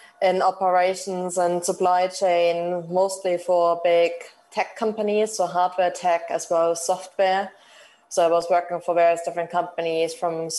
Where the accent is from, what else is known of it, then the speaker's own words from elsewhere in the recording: Germany; moved away as an adult; now in United Kingdom; we are obviously coming from Germany and having lived in the UK for such a long time